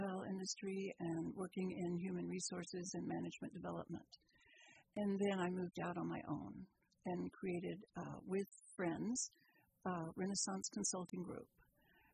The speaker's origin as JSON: {"language": "English", "region": "Texas", "country": "United States", "tie": "born or raised there", "moved": "yes", "lives_now": "Petaluma, United States", "said": "I grew up in the South. I grew up in Texas"}